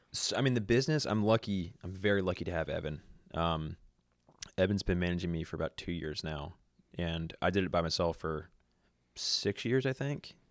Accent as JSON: {"language": "English", "town": "Virginia Beach", "region": "Virginia", "country": "United States", "tie": "born or raised there", "also_born_or_lived": "Charlottesville / Vermont", "moved": "as an adult", "lives_now": "Nashville, United States", "said": "I grew up in Virginia Beach"}